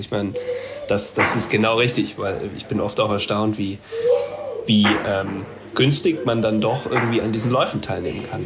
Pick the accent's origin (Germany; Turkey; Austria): Germany; Ravensburg, Baden-Württemberg; now in Berlin, Germany; ich bin in Ravensburg aufgewachsen, da bin ich jetzt gerade